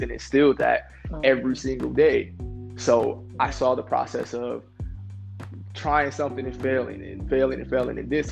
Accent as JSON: {"language": "English", "town": "Rochester", "region": "New York", "country": "United States", "tie": "born or raised there", "said": "I was born in Rochester, New York"}